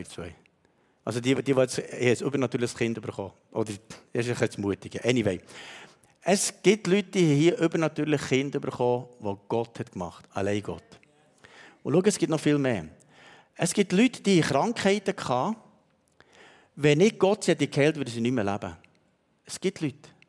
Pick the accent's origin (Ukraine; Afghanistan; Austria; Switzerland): Switzerland; Und weißt, du, manchmal sind wir Schweizer so, denken wir, ja, das, das hat er noch so nebenbei gemacht.